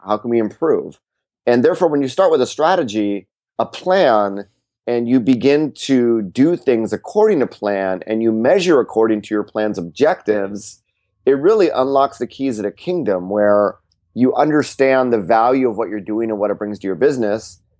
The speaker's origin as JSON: {"language": "English", "region": "California", "country": "United States", "said": "I'm from California"}